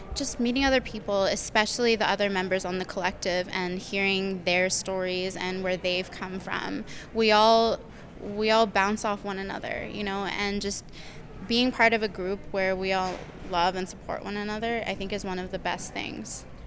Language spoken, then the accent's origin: English; Toronto, Ontario, Canada; moved away as an adult; now in Winnipeg, Canada; So I'm originally from Toronto. I grew up there